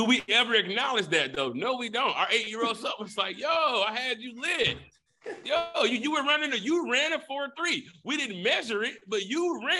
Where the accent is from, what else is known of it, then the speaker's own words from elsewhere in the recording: Detroit, Michigan, United States; I'm from Detroit.